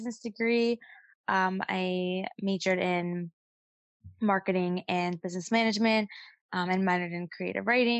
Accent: New York City, New York, United States; also born or lived in Five Towns, New York / Israel; I grew up in Brooklyn, and at the age of 14, I moved to the Five Towns

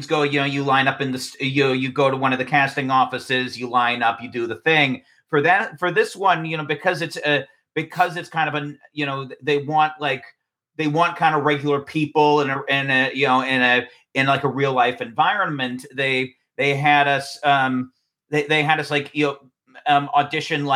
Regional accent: California, United States; I was raised in California, very much had the California experience

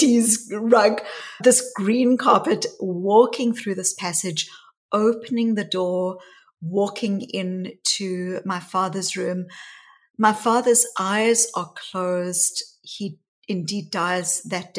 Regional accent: South Africa; growing up in South Africa. And I was a white child growing up in the white suburbs of apartheid South Africa

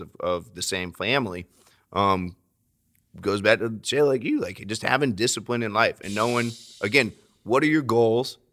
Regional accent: Florida, United States; I'm from Florida, lots of hurricanes

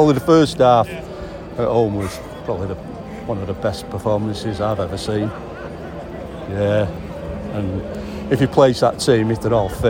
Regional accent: Leyland, North West England, United Kingdom; I'm from Leyland.

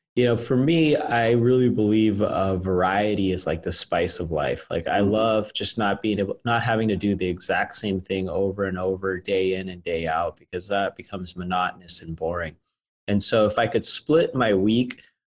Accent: Las Vegas, Nevada, United States; my hometown where I originally started the company. We were doing well as a small business. I'm from Las Vegas.

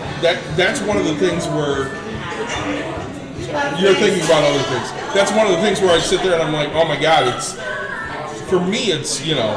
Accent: Plainwell, Michigan, United States; I grew up in Plainwell, which, you know, is about an hour south.

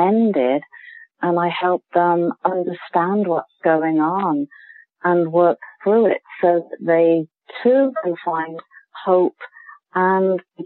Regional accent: United Kingdom; accent: British; moved away as an adult; now in Canada; I am a British trained nurse. You can probably tell from the accent

